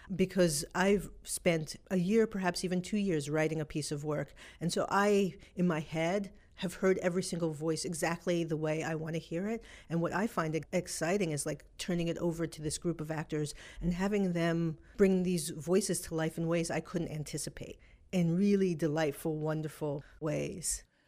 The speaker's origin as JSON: {"language": "English", "town": "New York City", "region": "New York", "country": "United States", "tie": "born or raised there", "said": "I grew up in New York City"}